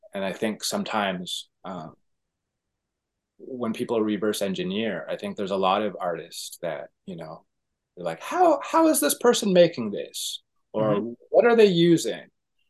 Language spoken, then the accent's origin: English; Toronto, Ontario, Canada; Toronto, Canada.